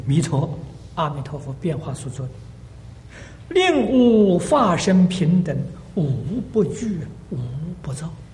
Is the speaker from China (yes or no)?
yes; China; now in United States; 我们中国人绝对不会进他的道场